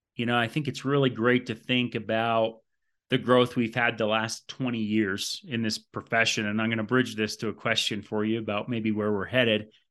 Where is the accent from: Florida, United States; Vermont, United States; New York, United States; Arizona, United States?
Vermont, United States; moved away; I came from Vermont. You may not know that. And there wasn't a lot of strength and conditioning, uh, in the state growing up